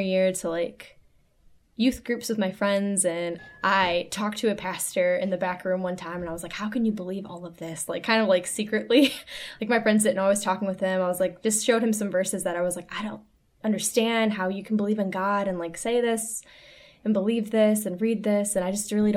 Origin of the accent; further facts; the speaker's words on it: Taylor, Michigan, United States; I grew up in Taylor, Michigan